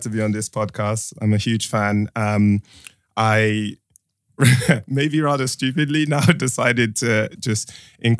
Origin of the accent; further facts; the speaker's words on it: London, United Kingdom; moved away as an adult; also born or lived in Nigeria / Ireland; I grew up in Streatham and that's a very mixed sort of culture